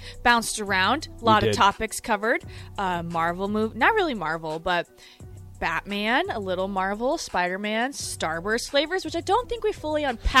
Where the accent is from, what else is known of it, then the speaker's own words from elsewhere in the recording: South Dakota, United States; now in Nebraska, United States; so I'm from South Dakota